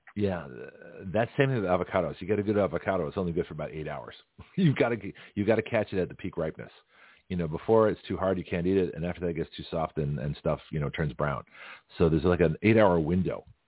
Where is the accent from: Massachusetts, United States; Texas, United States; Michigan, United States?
Massachusetts, United States; Boston; moved away; also born or lived in San Francisco, California; I grew up around Boston and, and San Francisco